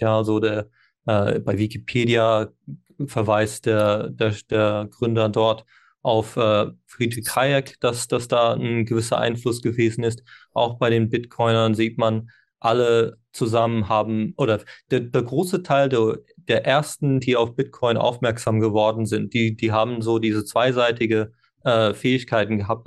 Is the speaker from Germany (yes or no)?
no; Ireland; first language English; German is a second language; moved away; ich bin ja ursprünglich in Irland geboren und Landessprache ist Englisch, bis äh, ich habe Deutsch erst mit zwölf gelernt.